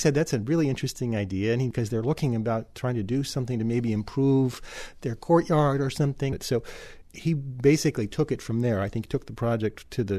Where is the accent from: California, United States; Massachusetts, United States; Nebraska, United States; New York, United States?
Nebraska, United States; Lincoln; Now, I grew up in Lincoln, Nebraska